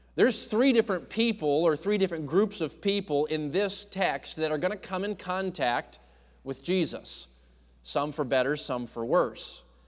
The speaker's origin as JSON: {"language": "English", "region": "New England", "country": "United States", "tie": "born or raised there", "said": "I grew up in New England, so I was a Yankee"}